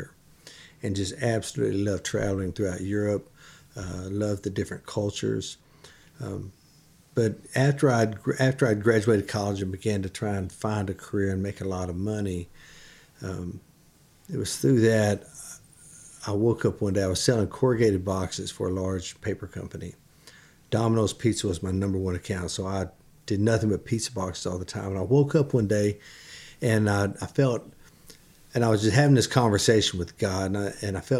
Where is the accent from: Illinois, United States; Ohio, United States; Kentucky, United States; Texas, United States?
Texas, United States; moved away as an adult; also born or lived in Michigan; now in Nashville, United States; I grew up in Texas